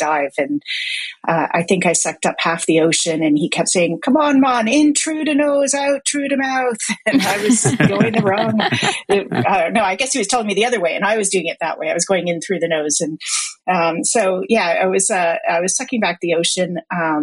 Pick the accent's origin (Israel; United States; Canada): Canada; Toronto, Ontario; moved away as an adult; now in Vancouver, Canada; I was born in Toronto, actually, but moved out to Vancouver when I was 23